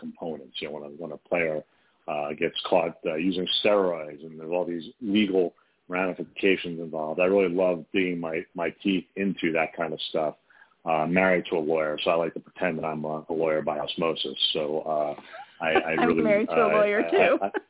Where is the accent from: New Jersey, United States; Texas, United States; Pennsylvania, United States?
New Jersey, United States; now in New York City, United States; my hometown newspaper, which was the New York Star-Ledger in New Jersey